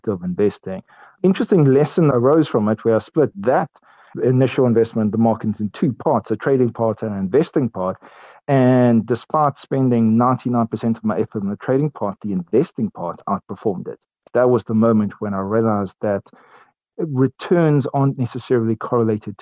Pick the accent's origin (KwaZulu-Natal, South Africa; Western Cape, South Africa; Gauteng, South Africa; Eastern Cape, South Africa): Eastern Cape, South Africa; Port Elizabeth; I grew up in Port Elizabeth, and I went to Pearson High School there